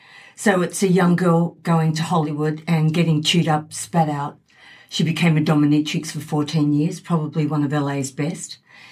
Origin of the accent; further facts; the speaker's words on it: Sydney, New South Wales, Australia; moved away as an adult; also born or lived in United States; now in Gold Coast, Australia; Well, yeah, I grew up in Sydney